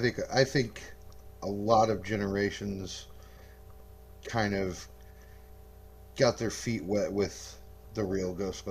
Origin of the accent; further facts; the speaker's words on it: Arkansas, United States; now in Bartonville, United States; I hail from the Bartonville, Peoria area currently. I'm originally from Arkansas, but now we live in Illinois.